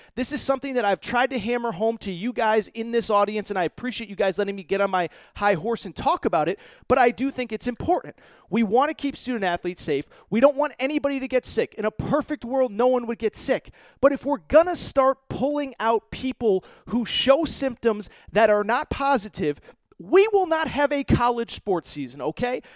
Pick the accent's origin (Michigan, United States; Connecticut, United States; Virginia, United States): Connecticut, United States; my home state of Connecticut